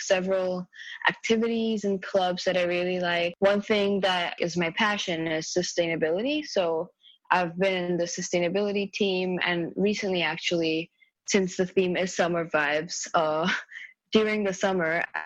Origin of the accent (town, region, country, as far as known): India; born or raised there; English is a second language; moved away